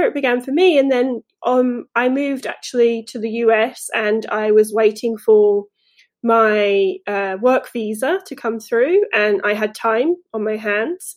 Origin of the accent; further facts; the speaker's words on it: England, United Kingdom; moved away as an adult; now in United States; I am from England, as you might hear still, but I've lived in the US for 10 years now